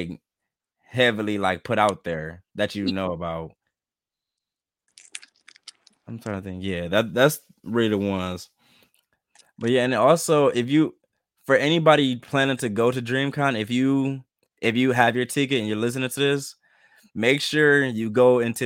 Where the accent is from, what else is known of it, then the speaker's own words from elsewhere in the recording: Saginaw, Michigan, United States; I'm from Saginaw, Michigan